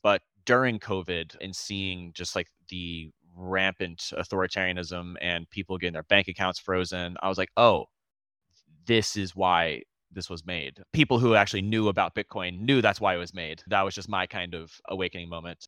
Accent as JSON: {"language": "English", "region": "Florida", "country": "United States", "also_born_or_lived": "Boston", "said": "I moved back home. I'm from Florida. I was in Boston. I moved back home last year"}